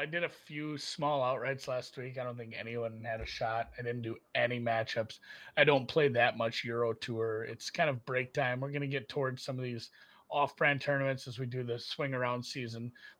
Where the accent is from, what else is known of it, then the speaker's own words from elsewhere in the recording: Germany; born there; I'm from Europe. I had dual citizenship until I was 18. I was born in Germany. I have Luxembourgish lineage.